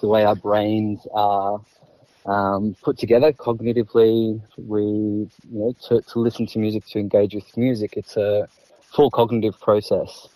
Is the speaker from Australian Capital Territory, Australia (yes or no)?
no; Melbourne, Victoria, Australia; Born and bred in Melbourne.